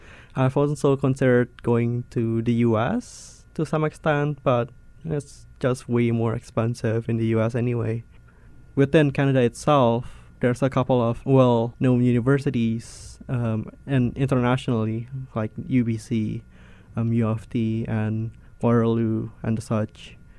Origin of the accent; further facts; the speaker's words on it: Jakarta, Indonesia; Yes, I am from Jakarta.